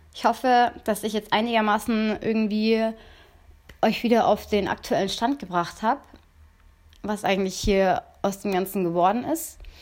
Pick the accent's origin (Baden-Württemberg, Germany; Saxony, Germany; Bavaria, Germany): Bavaria, Germany; near Munich; ich komme ja aus Bayern, also aus, in der Nähe von München